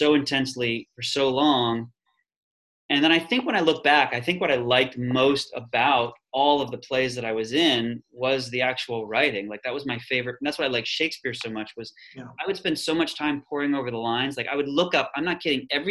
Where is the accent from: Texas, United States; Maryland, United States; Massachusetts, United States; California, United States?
Maryland, United States; Columbia; I'm from Columbia, Maryland, which is between Baltimore and DC